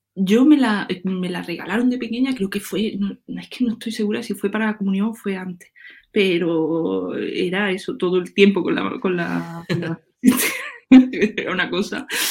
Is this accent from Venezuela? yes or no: no; La Montiela, Andalusia, Spain; yo soy de Córdoba y soy, me crié en un pueblo que es donde estoy ahora mismo, que, se llama La Montiela